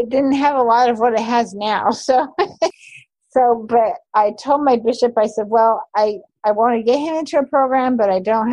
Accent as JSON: {"language": "English", "region": "Utah", "country": "United States", "tie": "born or raised there", "also_born_or_lived": "New York / Canada", "moved": "as an adult", "lives_now": "Oregon, United States", "said": "So I grew up in Utah, and I was Utah born and bred"}